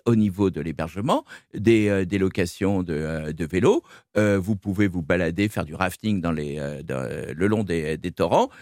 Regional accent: Brittany, France; en tant que breton

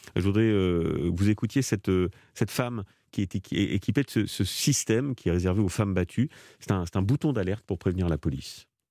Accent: France; chez nous en France

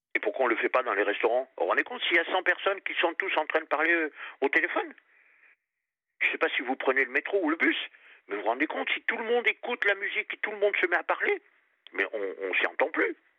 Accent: Périgord, Nouvelle-Aquitaine, France; moved away; je suis parti dans ma région d'origine, Périgord

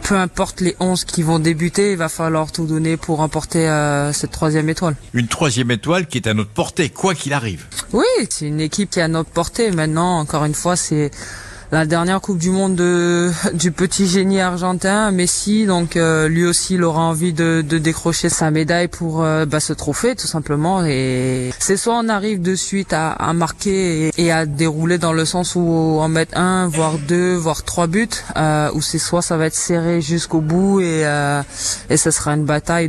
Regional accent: France

